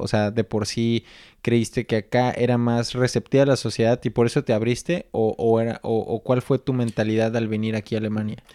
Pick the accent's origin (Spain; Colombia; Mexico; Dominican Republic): Mexico; now in Germany; creciendo en México